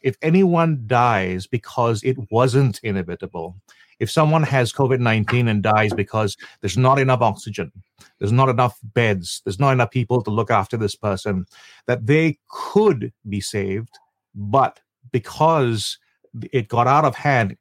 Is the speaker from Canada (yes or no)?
no; Malaysia; now in Singapore; I am still a Malaysian. I have a family that's entirely Singaporean around me